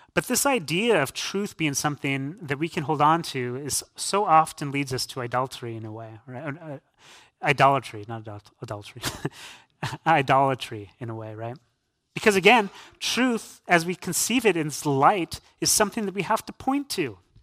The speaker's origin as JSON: {"language": "English", "town": "San Diego", "region": "California", "country": "United States", "tie": "born or raised there", "moved": "yes", "lives_now": "Canandaigua, United States", "said": "I'm born and raised in San Diego, California"}